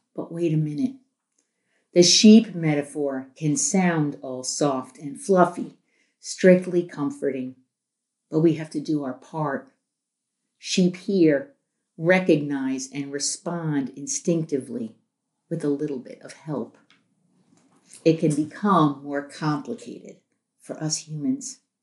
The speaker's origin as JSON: {"language": "English", "town": "New York City", "region": "New York", "country": "United States", "tie": "born or raised there", "said": "I grew up in New York City"}